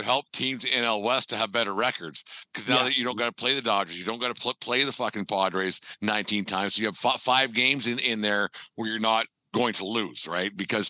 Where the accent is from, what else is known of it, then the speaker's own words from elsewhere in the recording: Canada; And I'm not a Jays guy by any means, but I'm a Canadian baseball fan.